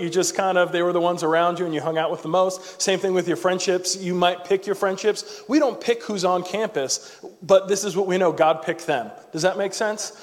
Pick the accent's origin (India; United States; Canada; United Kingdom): United States; New York; moved away as an adult; now in Tallahassee, United States; I'm originally from New York